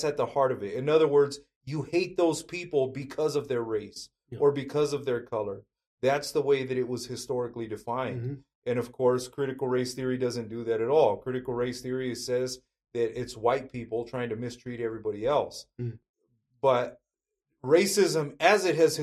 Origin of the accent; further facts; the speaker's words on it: Fresno County, California, United States; the town that I grew up in Fresno County, California, my town is about 80% Mexican